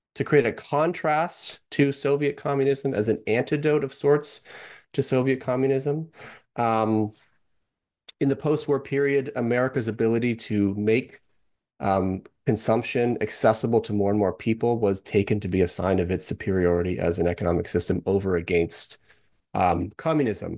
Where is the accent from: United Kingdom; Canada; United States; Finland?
Canada; I'm actually from Canada, I'm not an American